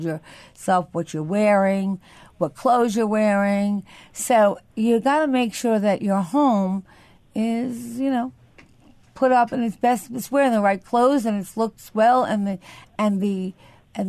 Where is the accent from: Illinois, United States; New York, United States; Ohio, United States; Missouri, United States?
New York, United States; Syosset; Syosset, which is my hometown